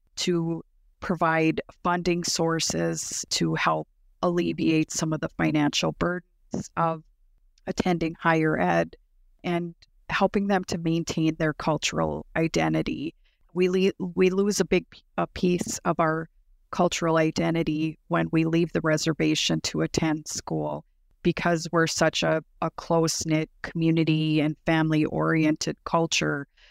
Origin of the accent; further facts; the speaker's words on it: Turtle Mountain Band of Chippewa Indians, North Dakota, United States; I am an enrolled citizen of the Turtle Mountain Band of Chippewa Indians located in North Dakota